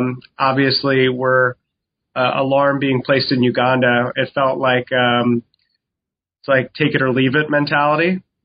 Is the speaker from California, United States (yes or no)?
no; New York City, New York, United States; I'm like born and raised in New York City and you deal with that in the subway